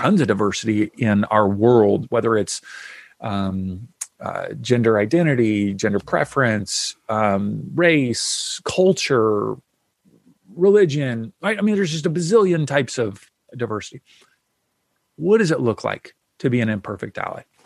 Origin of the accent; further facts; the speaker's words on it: Kentucky, United States; now in Southern California, United States; I grew up in the South in Kentucky and so I grew up with, you know, lots of Southern food